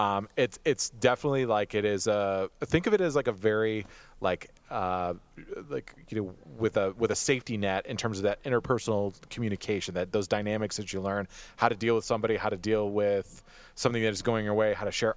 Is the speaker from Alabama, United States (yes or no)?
no; Michigan, United States; we're both from Michigan. We're both from Michigan